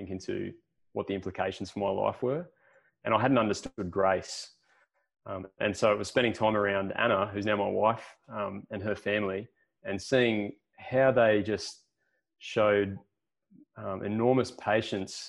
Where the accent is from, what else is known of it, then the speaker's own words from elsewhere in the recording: Wollongong, New South Wales, Australia; moved away as an adult; now in Port Macquarie, Australia; I'm originally from the Illawarra, so around Wollongong way. Spent most of my life there.